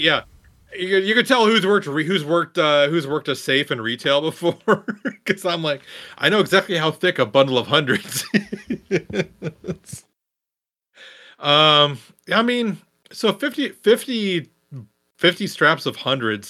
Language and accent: English; Midwest, United States; I'm also from the Midwest